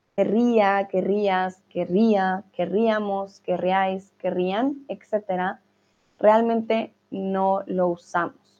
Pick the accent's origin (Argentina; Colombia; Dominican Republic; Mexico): Colombia; now in Germany; Soy de Colombia, estoy viviendo en Alemania